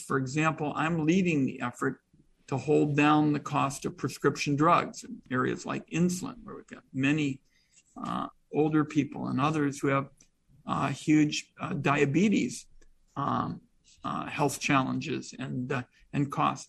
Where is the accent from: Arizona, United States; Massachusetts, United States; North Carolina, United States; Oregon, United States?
Oregon, United States; Portland; I'm from Portland.